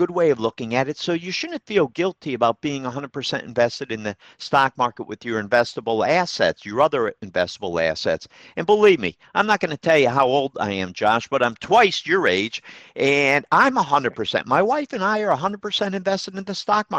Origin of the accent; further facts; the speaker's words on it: Troy, United States; Troy, I you know, that's my hometown, near and dear to my heart